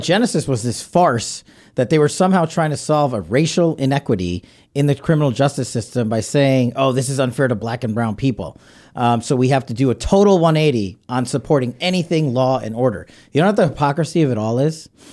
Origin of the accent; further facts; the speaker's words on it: New York City, New York, United States; I'm a New Yorker